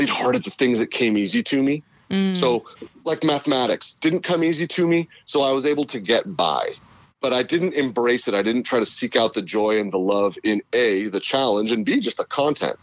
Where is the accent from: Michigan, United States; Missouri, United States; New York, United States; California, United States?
California, United States; Northern; moved away; also born or lived in Houston / Los Angeles; I grew up in Northern California